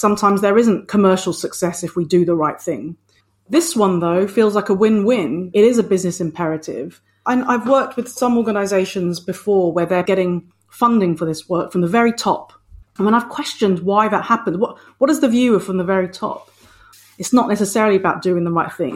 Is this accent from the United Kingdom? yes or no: yes; United Kingdom; I'm a British born Filipino